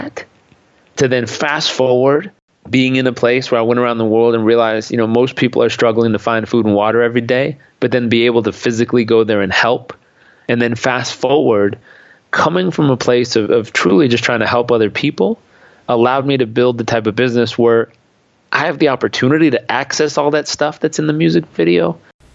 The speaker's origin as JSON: {"language": "English", "region": "Southern California", "country": "United States", "tie": "born or raised there", "said": "I grew up in Southern California"}